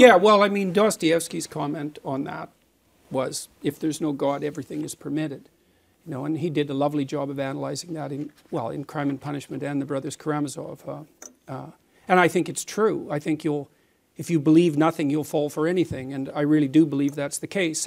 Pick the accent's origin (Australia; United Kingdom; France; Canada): Canada; as a Canadian